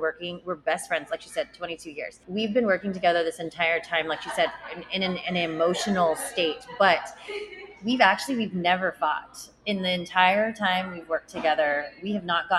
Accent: San Diego, California, United States; I grew up in Rancho Bernardo

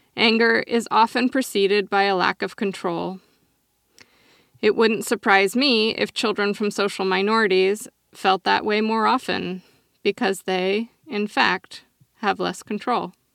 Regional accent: Oregon, United States; my home state of Oregon

